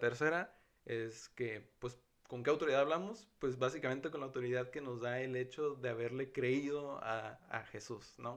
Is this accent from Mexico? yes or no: yes; northern border, Mexico; Hombres mexicanos, fronterizos